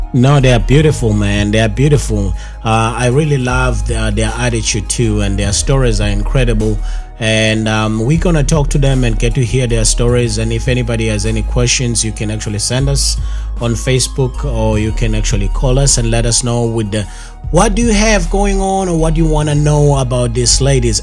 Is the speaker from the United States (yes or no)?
no; KwaZulu-Natal, South Africa; Growing up in KwaZulu Natal, unfortunately, they don't emphasize all these languages